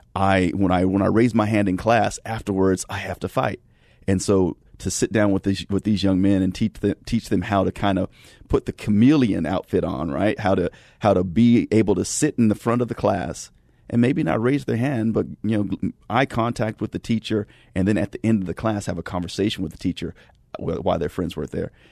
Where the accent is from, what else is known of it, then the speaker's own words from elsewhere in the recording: California, United States; I grew up in California in the nineties